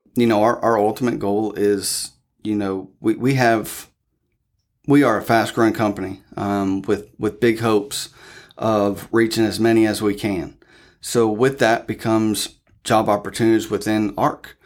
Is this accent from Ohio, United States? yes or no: yes; Newark, Ohio, United States; moved away as an adult; now in Flatwoods, United States; originally from Newark, Ohio.